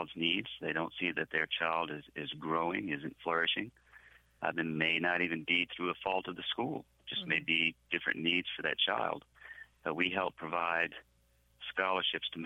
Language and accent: English; New Orleans, Louisiana, United States; I am from New Orleans